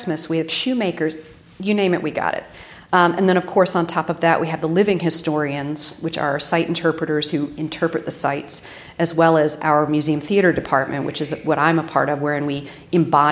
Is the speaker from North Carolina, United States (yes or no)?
yes; Raleigh, North Carolina, United States; moved away as an adult; also born or lived in New York; I am from Raleigh, North Carolina originally